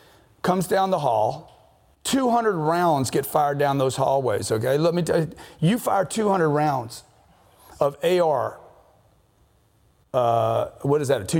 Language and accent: English; Louisiana, United States; I'm from Louisiana